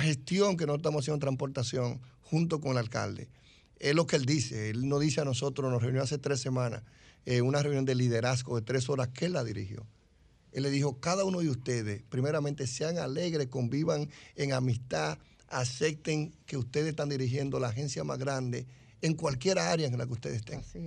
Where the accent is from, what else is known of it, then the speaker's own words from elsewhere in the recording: Dominican Republic; lo que somos los dominicanos en cualquier rincón del mundo